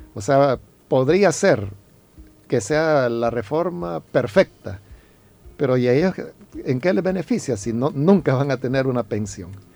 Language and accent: Spanish; El Salvador; somos los salvadoreños